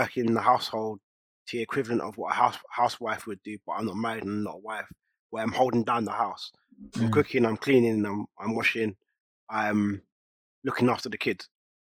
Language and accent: English; St. Lucia; now in London, United Kingdom; I'm from St. Lucia, I live in London, am I okay with that?